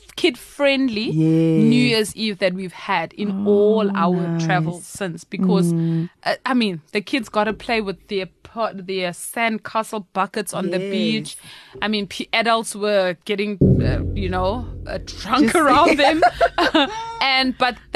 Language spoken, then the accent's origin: English; Durban, KwaZulu-Natal, South Africa; moved away; I'm from Durban.